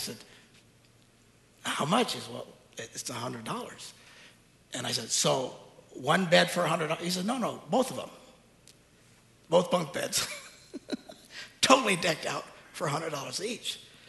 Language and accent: English; United States; But we're Americans. We get scammed all the time.